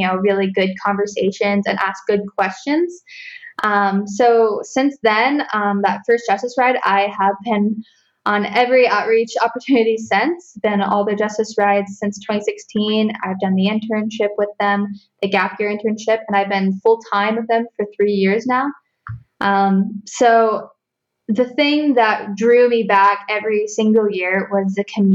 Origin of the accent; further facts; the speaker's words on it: Northern Ohio, United States; also born or lived in Columbus, Ohio; now in Southern Ohio, United States; I grew up in Northern Ohio and I work in Columbus, Ohio now